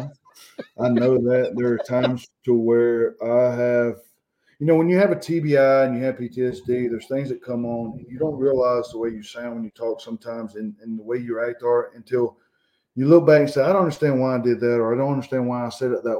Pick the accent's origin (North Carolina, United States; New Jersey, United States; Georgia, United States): Georgia, United States; I grew up here in Georgia. I never had to leave Georgia to go fish nice lakes or rivers.